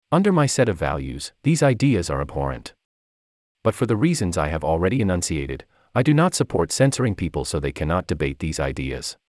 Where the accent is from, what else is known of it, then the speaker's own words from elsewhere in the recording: South Africa; I grew up in South Africa under apartheid.